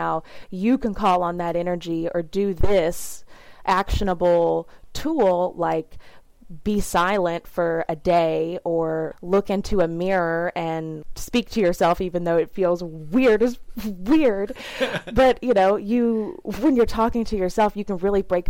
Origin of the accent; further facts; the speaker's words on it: the South, United States; I grew up in the South in a very small, like 3,000 people town